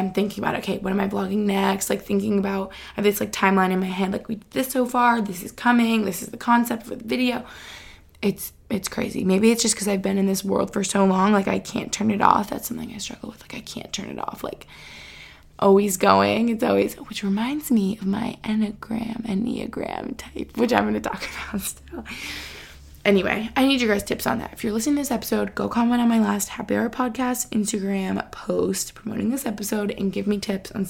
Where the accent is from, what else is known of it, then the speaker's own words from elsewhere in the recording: Albany, New York, United States; also born or lived in Boston; now in Pennsylvania, United States; where I grew up in Albany